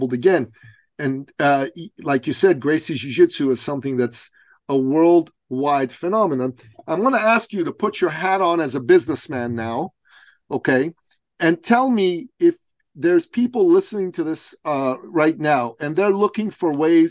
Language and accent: English; Iran; now in Canada; I'm from Iran originally